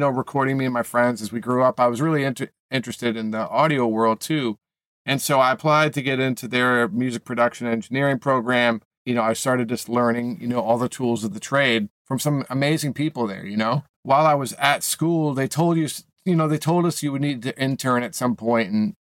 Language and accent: English; Maine, and then Boston, New England, United States; moved away as an adult; now in Los Angeles, United States; I grew up in New England, Maine, and then Boston